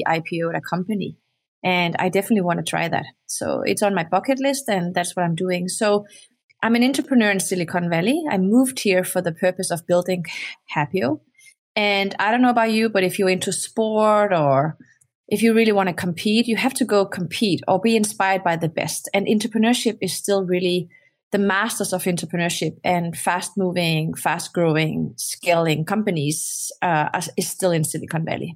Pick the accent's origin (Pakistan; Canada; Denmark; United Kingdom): Denmark; moved away; also born or lived in Morocco; I grew up in Denmark. I was born in Morocco, but I grew up in Denmark.